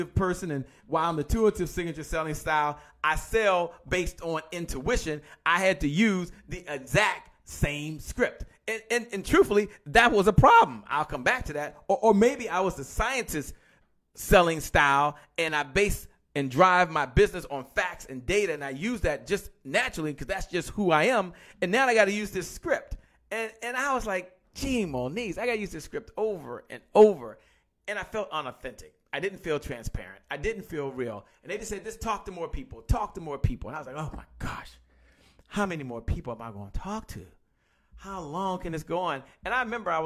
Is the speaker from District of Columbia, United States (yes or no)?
yes; Washington, District of Columbia, United States; I'm from Washington, D.C., by the way, and I used to listen to a station called 93.9 WKYS KISS